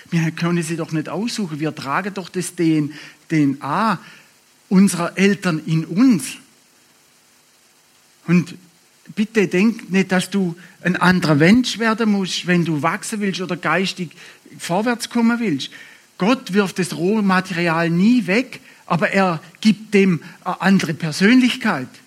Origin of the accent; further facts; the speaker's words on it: Baden-Württemberg, Germany; Schwarzwald ist komisch. Als Schwabe ist der Schwarzwald Komisch.